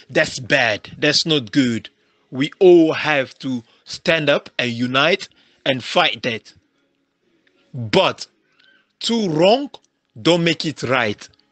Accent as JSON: {"language": "English", "country": "South Africa", "tie": "born or raised there", "said": "I grew up in South Africa."}